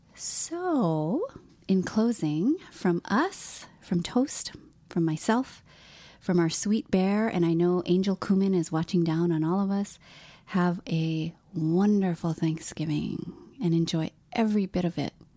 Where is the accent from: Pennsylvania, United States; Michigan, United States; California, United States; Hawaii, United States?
Hawaii, United States; moved away; I'm from Hawaii, and so therefore I am Hawaiian because I'm a person born and raised in Hawaii